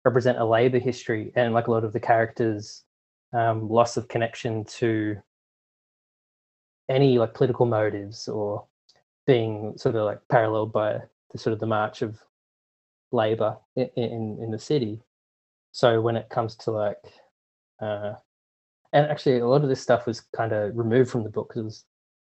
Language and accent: English; Sydney, New South Wales, Australia; moved away as an adult; also born or lived in Newtown, Sydney / Montreal; I had moved away from Liverpool, and I'd been living in Newtown for 10 years